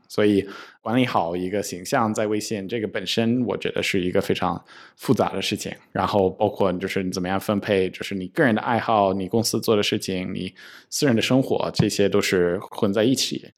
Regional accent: United States; now in China; 我自己是一个就是出生出长的一个美国人，那么我在中国就是成立公司

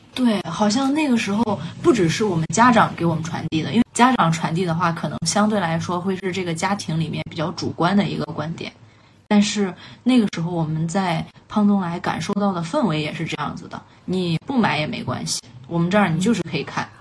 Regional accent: Xuchang, Henan, China; moved away as an adult; 我们从小到大的，呃，生活环境是比较单一的，一直就是在我们家乡这里

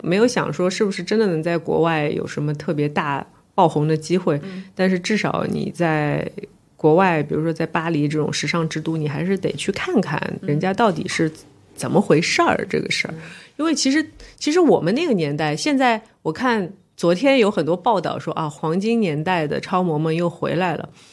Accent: Shanghai, China; 我是上海人

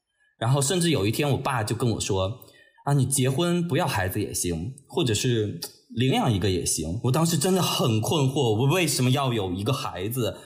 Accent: Shandong, China; moved away as an adult; also born or lived in Beijing; 我的老家是山东的一个小县城

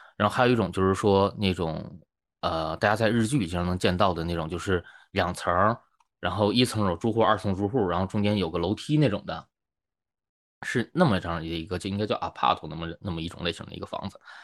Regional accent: China; now in Japan; 我中国人呐

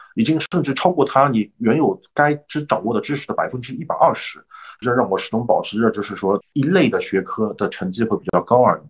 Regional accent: China; also born or lived in Canada; 我们中国人

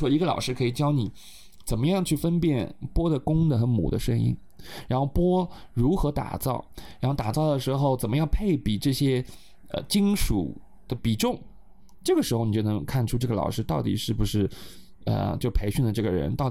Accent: Tibet, China; 然后我想，我们西藏人真的会这个东西吗？然后我就很好奇的跑过去看，然后发现我们的西藏没有这些东西。

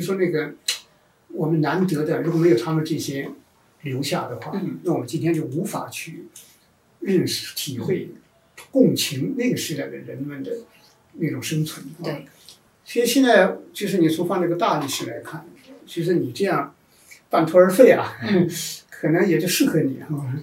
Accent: China; 我们中国人在农业社会出来以后

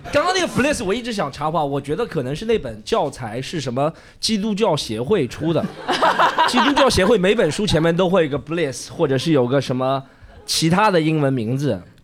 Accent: Shanghai, China; 我是上海长大的

